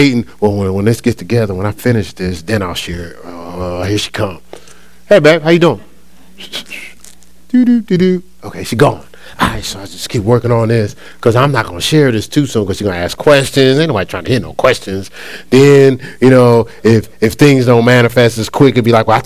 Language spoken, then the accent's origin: English; New Jersey, United States; my hometown in New Jersey